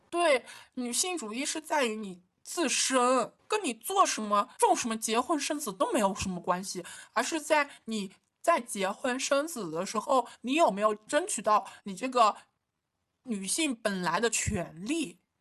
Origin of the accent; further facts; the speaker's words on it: China; 幸亏我出生在了中国，相对开放，能接受这么多多样性的国家